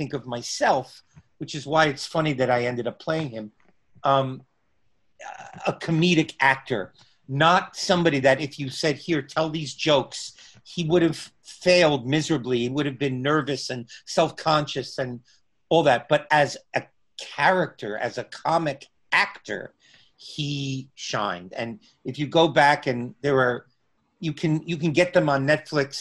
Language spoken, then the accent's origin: English; New Jersey, United States; I'm a Jew from New Jersey